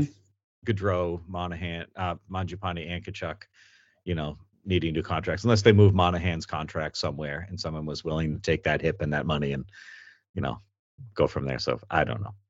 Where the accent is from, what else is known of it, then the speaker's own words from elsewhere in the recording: Massachusetts, United States; I'm from Massachusetts, so we don't pronounce anything right anyway